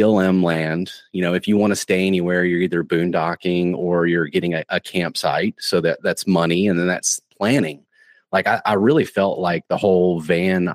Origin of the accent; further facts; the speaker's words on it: Tennessee, United States; now in Florida, United States; I'm originally from Tennessee, so I'm accustomed to, you know, mountains